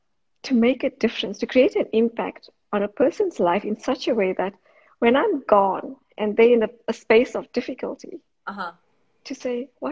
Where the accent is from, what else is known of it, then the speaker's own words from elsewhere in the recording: South Africa; moved away as an adult; now in Australia; I'm from South Africa originally. I was born in South Africa.